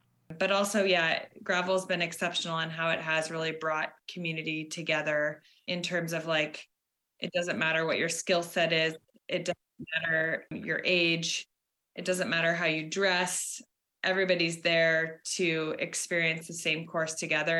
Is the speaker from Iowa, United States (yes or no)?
no; Seattle, Washington, United States; moved away as an adult; also born or lived in Bay Area, California; now in Vermont, United States; Originally, I grew up in Seattle and moved to the Bay Area and was there just over 7 years